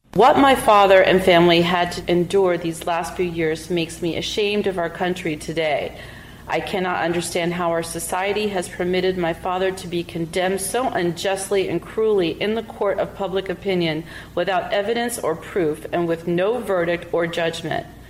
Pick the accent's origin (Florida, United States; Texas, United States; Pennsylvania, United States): Pennsylvania, United States; Philadelphia; moved away; growing up in Philadelphia